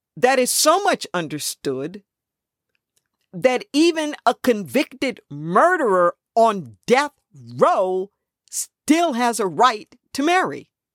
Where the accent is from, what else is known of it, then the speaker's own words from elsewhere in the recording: Los Angeles, California, United States; I grew up in Los Angeles